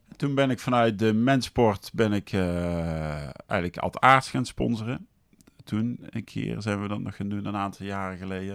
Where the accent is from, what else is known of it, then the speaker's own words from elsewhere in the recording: Deurne, North Brabant, Netherlands; also born or lived in Geldrop; ik ben in Gelderop geboren, maar daarna zijn we naar Nune verhuisd